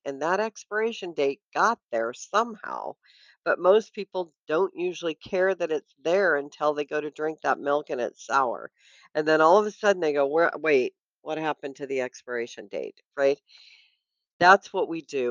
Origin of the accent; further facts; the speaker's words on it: Washington, United States; also born or lived in Vancouver, BC; now in California, United States; I grew up up in Washington State